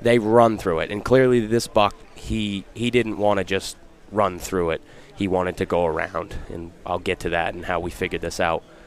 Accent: Laconia, New Hampshire, United States; I'm from Laconia, Central New Hampshire

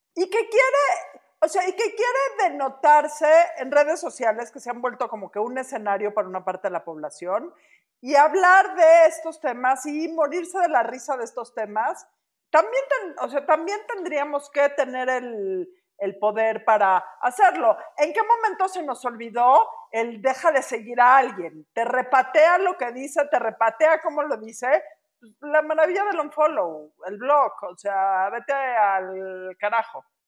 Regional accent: Mexico; como mexicanos

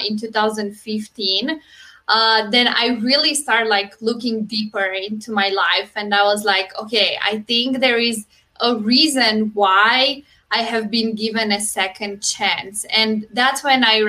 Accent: Romania; moved away as an adult; now in United States; I'm originally from Romania, but I moved to US 6.5 years ago

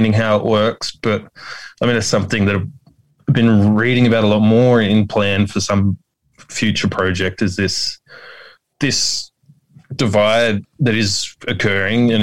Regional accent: Sydney, New South Wales, Australia; I grew up in Casula

